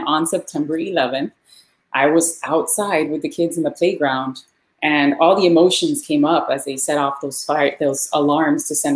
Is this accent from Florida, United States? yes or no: yes; Miami, Florida, United States; Born and raised in Miami. Actually born in Hialeah, which is part of Miami. But I've lived here my whole life